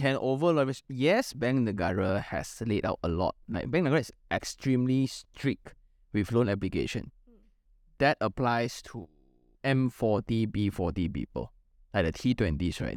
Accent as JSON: {"language": "English", "country": "Malaysia", "said": "as a Malaysian"}